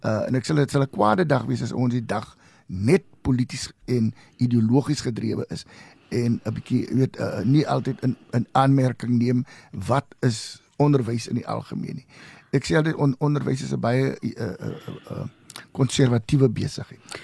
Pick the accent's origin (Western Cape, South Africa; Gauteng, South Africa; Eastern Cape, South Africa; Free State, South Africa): Western Cape, South Africa; Oudtshoorn; also born or lived in Vryburg, Northern Cape; daarna het ek groot geword en my hoërskoolopleiding in Oudtshoorn gekry